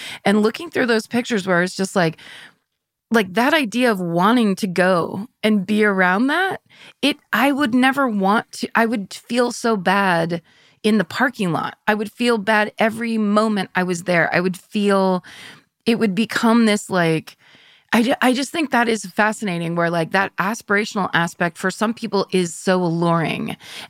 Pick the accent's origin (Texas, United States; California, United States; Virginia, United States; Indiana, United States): California, United States; Sonoma County; I grew up in Sonoma County, which was all cows. And we were right next to Marin County, which is one of the richest concentrations of human beings on the planet, or at least in America.